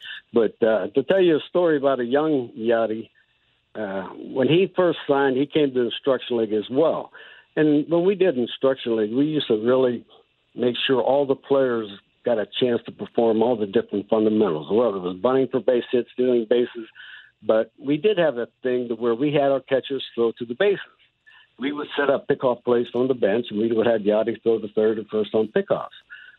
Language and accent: English; Pittsburgh, Pennsylvania, United States; I'm from Pittsburgh.